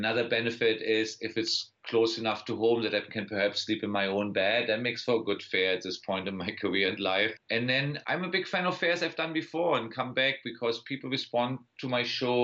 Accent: Berlin, Germany; accent: German; English is a second language; also born or lived in Wiesbaden; now in United States; I was born in Wiesbaden, but then I grew up in Berlin

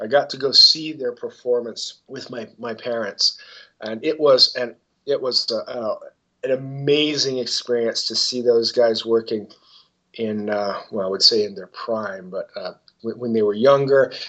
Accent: southern Indiana, United States; about 2.5 hours away from my hometown up in Fort Wayne, Indiana, I think it was. I live in southern Indiana, down in Bloomington

